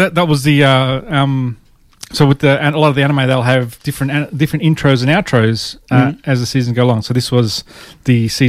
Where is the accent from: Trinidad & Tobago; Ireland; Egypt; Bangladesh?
Ireland; accent: Irish; It's not my Irish accent.